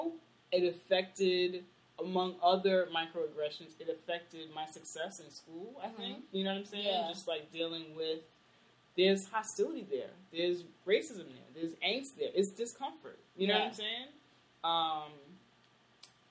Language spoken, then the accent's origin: English; New York, United States; also born or lived in Nashville; I'm from New York and I was in Nashville for 4 years